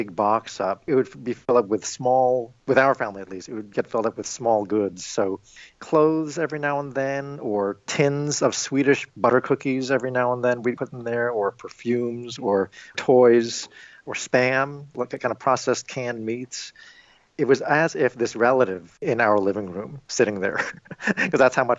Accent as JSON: {"language": "English", "region": "New York", "country": "United States", "tie": "born or raised there", "moved": "yes", "lives_now": "Illinois, United States", "said": "I am Filipino-American, and I was born and raised in New York"}